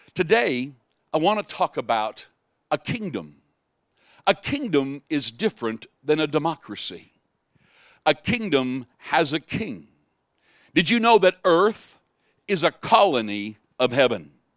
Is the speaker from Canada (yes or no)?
yes; Canada; I am a Canadian